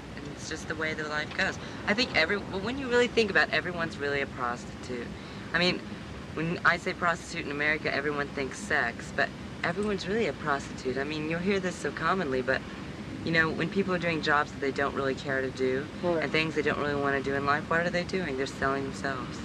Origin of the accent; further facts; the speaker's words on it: Midwest, United States; now in New York, United States; I'm from the Midwest